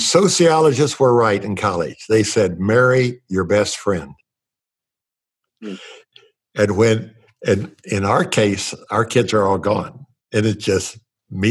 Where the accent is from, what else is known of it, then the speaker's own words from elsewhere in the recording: Indiana, United States; growing up in a cornfield in Indiana